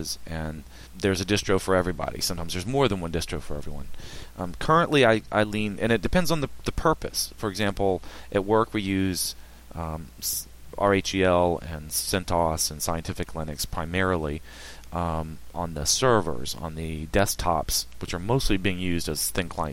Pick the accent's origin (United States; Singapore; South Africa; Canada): United States; Richmond, Virginia; now in Hampton Roads, United States; I'm from Richmond